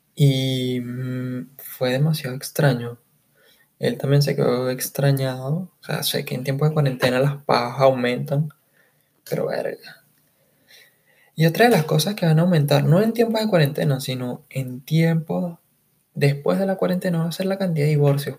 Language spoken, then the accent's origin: Spanish; Caracas, Capital District, Venezuela; soy de Caracas, Venezuela